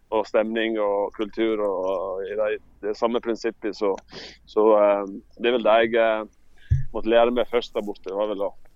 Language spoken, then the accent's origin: Norwegian; Sogndal, Vestland, Norway; also born or lived in Leeds; når jeg vokste opp her i Sogndal